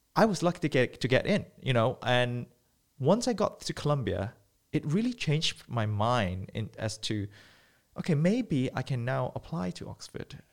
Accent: Malaysia; moved away as an adult; also born or lived in United Kingdom; growing up in Malaysia, I was born and bred

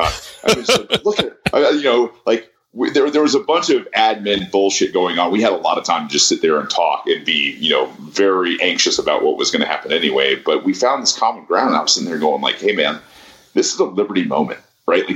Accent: Atlanta area, Georgia, United States; we went to the same high school

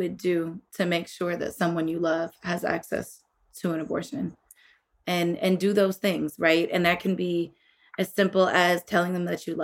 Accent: Illinois, United States; my home state of Illinois

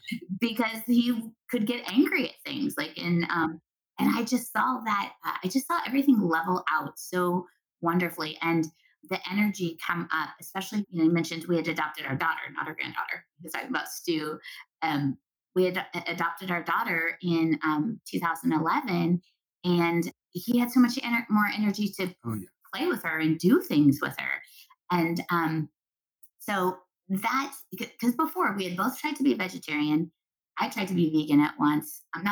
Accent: Southwest, United States; I'm also from the Southwest. Corn is king in the Southwest.

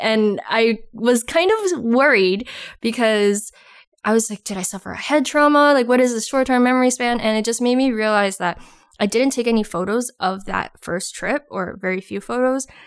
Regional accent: Toronto, Ontario, Canada; moved away as an adult; now in Ottawa, Canada; I'm originally from Toronto, but I live in Ottawa now

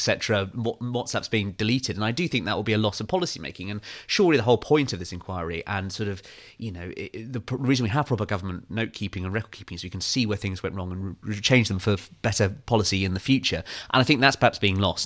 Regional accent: Kew, London, United Kingdom; I'm from Kew, right? So I grew up

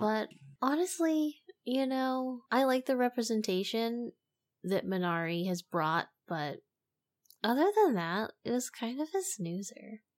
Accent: United States; as an American

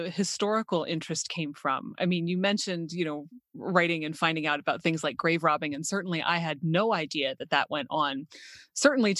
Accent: South Central Pennsylvania, United States; where I grew up in South Central Pennsylvania

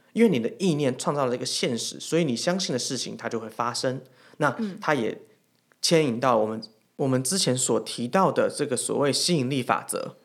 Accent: Taiwan; 我们是台湾人

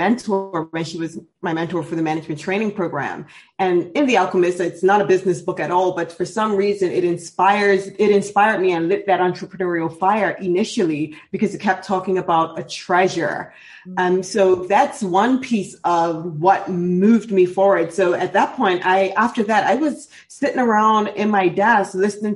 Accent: Bermuda; I'm actually born and raised in Bermuda

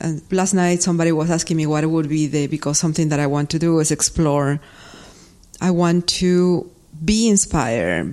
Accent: Peru; moved away; growing up in Peru, I was around people that make some clay work

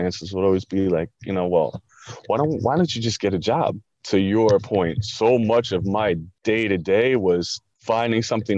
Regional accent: Long Island, New York, United States; I grew up in Long Island

